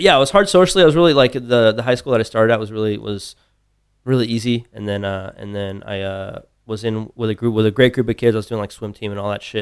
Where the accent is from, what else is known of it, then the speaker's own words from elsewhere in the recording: Tucson, Arizona, United States; moved away as an adult; now in Austin, United States; grew up in Tucson. I was there all through college